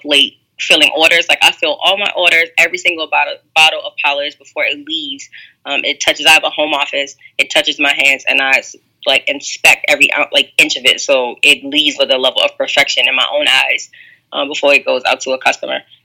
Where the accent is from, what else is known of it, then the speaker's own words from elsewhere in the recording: New Orleans, Louisiana, United States; I'm from New Orleans